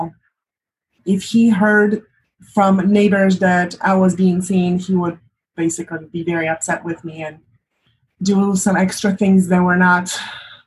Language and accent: English; Poland; moved away as an adult; now in United States; I am from Poland originally, and for the past 20-something years, I've lived in the United States.